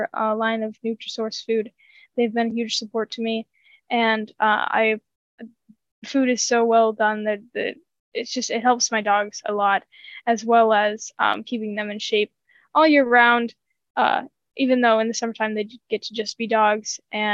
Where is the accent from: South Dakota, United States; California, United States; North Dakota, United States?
North Dakota, United States; my home state